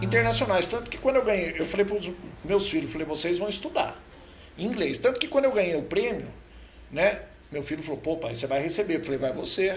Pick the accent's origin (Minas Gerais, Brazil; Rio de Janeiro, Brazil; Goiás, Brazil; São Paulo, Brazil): São Paulo, Brazil; Botucatu; also born or lived in Londrina, Paraná / Bragança Paulista; vim para Botucatu muito novo ainda